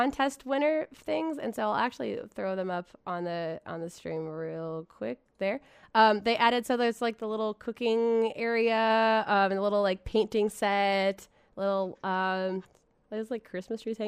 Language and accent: English; United States; That's the Mahjong I grew up with in America